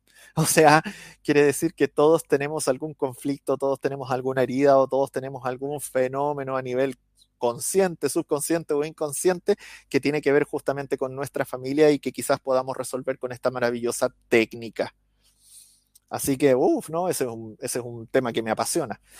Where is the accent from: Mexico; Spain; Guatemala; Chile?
Chile; accent: Chilean; los chilenos somos famosos por hablar rápido y modular mal.